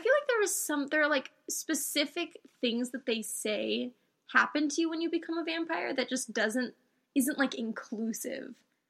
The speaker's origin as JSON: {"language": "English", "region": "New Mexico", "country": "United States", "said": "I guess I'm from New Mexico and I'm very pale."}